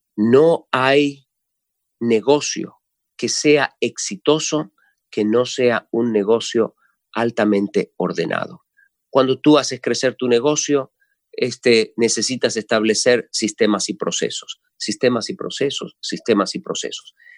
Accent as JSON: {"language": "Spanish", "country": "Argentina", "said": "los argentinos hablamos de los vivos"}